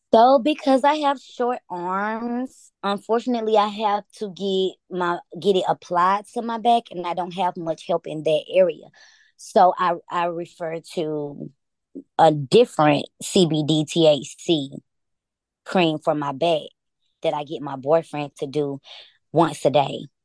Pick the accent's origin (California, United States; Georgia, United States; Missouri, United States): Georgia, United States; Atlanta; I'm from Atlanta